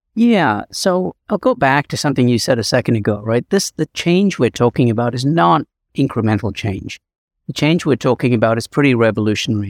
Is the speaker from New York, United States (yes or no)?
no; Chicago, Illinois, United States; my hometown, Chicago